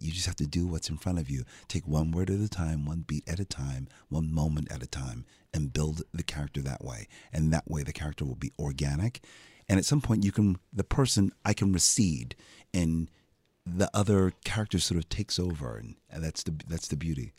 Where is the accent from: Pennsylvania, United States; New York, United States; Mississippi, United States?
Pennsylvania, United States; Philadelphia; I'm from Philadelphia. I'm like, I know how we speak.